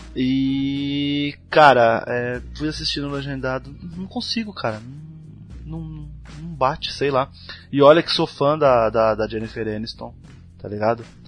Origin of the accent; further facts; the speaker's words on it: Brazil; pra nossa como brasileiro